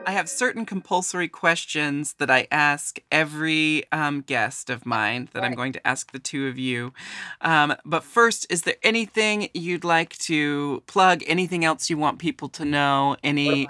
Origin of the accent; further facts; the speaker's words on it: Pacific Northwest, United States; I was born and raised in the Pacific Northwest, which is very different from the South